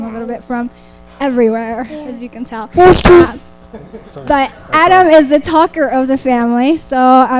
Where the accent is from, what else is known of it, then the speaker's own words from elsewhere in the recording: Colombia; moved away; also born or lived in Mexico / Philadelphia, United States / Dominican Republic; I was actually born in Mexico. I grew up in Colombia. And then I lived in Philly. And then I married a Jersey boy